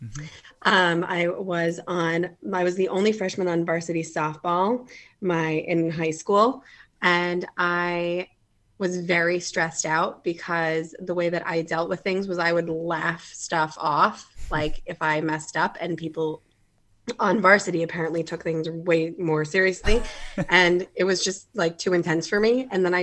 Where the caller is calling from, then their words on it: Atlanta, Georgia, United States; I am calling in from Hotlanta.